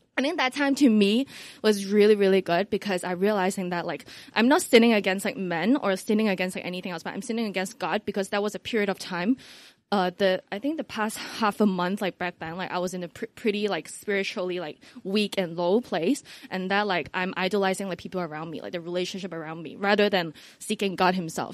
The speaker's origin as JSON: {"language": "English", "country": "Hong Kong", "said": "I'm from Hong Kong"}